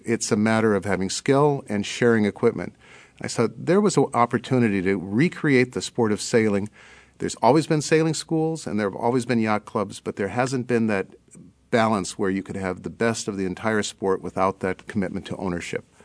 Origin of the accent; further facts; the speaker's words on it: Hawaiian Islands, United States; now in Berkeley, United States; I grew up in the Hawaiian Islands